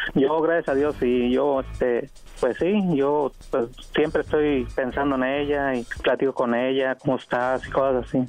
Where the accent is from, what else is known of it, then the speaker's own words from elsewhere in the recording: Sinaloa, Mexico; yo soy de, de Sinaloa